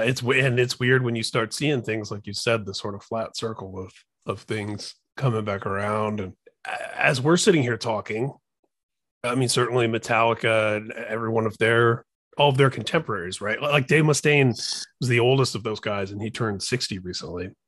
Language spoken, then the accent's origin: English; Indiana, United States; I grew up in Indiana